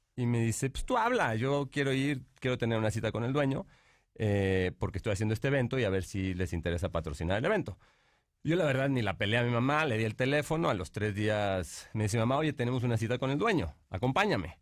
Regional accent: Monterrey, Nuevo León, Mexico; moved away; also born or lived in Mexico City; Nací aquí en la Ciudad de México, este, pero crecí en Monterrey.

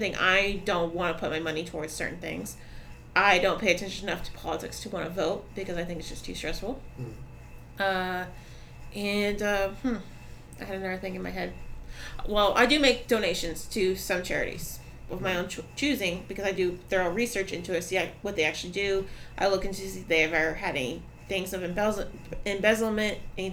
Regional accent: Orlando, Florida, United States; moved away as an adult; now in Brevard County, United States; I'm from Orlando, I used to party out there all the time, I lived out there

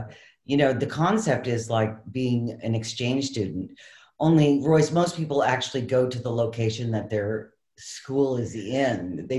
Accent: Maine, United States; now in California, United States; I'm originally from Maine

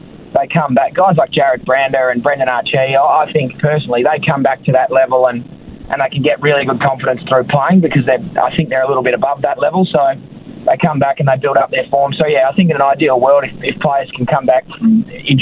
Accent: Melbourne, Victoria, Australia; moved away as an adult; also born or lived in Adelaide, Australia; now in Perth, Australia; I was born in Adelaide, lived there for a year and a bit, and then was for my living memory of being in Melbourne.

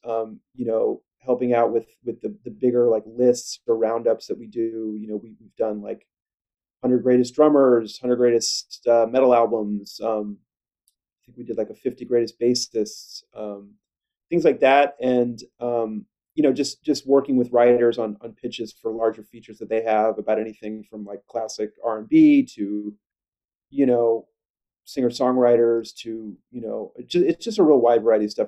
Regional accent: Kansas City, United States; I grew up in Kansas City

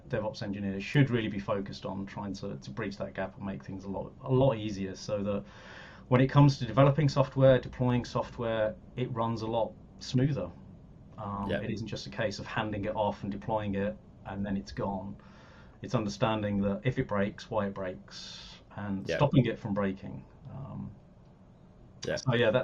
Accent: Birmingham, West Midlands, United Kingdom; moved away as an adult; also born or lived in London; I'm from Birmingham originally. I moved down to London when I was 18 to go to university

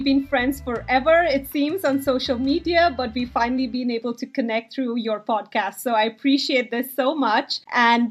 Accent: Bangalore, Karnataka, India; now in New Jersey, United States; I grew up in India. And as you can imagine, in a big city like Bangalore in India

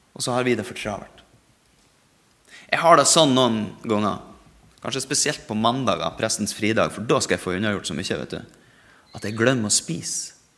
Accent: Norway; vi er født i Norge.

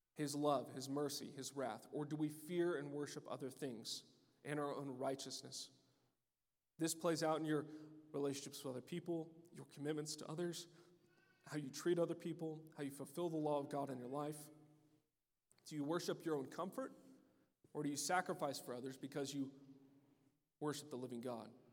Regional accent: United States; For many of us as Americans

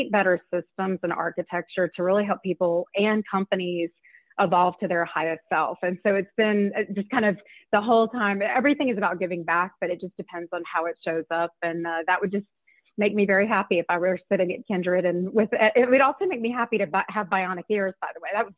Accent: Louisiana, United States; I grew up in Louisiana and it was a very political and politically oriented state

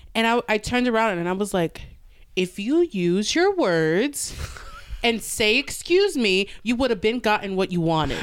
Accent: New York, United States; I'm from New York

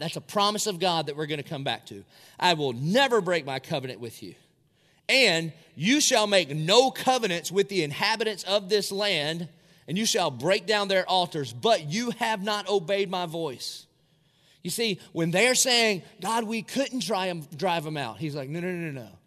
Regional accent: Dillon, United States; moved away; it's a great place to be from. I'm from Dillon

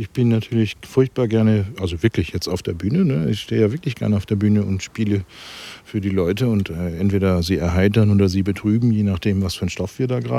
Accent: Stade, Lower Saxony, Germany; ich komme ja ne, aus Stade, das ist ja Norddeutschland.

